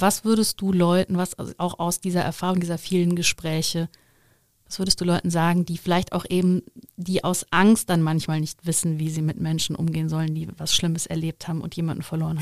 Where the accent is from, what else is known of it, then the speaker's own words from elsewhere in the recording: Overath, North Rhine-Westphalia, Germany; ich bin auch sehr christlich aufgewachsen, sehr katholisch im Bergischen, im Dorf